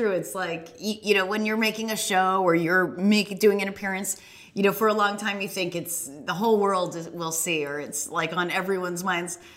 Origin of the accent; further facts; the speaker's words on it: Boston, Massachusetts, United States; oh, I'm from the Boston area.